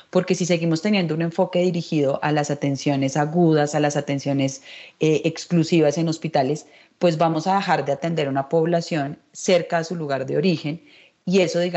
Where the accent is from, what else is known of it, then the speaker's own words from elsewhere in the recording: Mexico; now in Bogotá, Colombia; Hace seis años cuando yo llegué de México